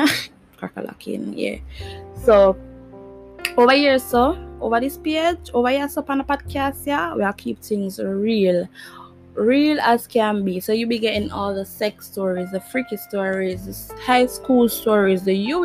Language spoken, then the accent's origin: English; Jamaica; I'm Jamaican. For all who never know, yeah, I'm Jamaican.